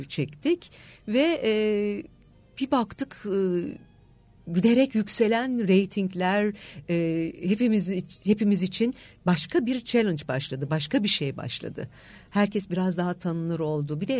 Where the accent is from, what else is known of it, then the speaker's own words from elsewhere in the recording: İzmir, Turkey; now in Istanbul, Turkey; bunu İzmirliyim. 9 Eylül Güzel Sanatlar aslında